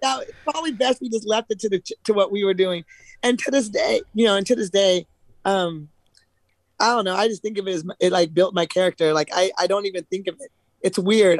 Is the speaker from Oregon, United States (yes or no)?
yes; Eugene, Oregon, United States; I'm actually from Eugene.